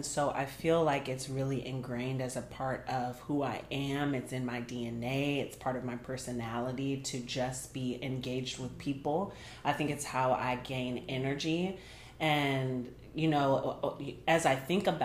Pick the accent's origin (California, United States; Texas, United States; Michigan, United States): Texas, United States; Dallas; moved away as an adult; also born or lived in Colorado; now in Detroit, United States; I'm from a Dallas metropolitan area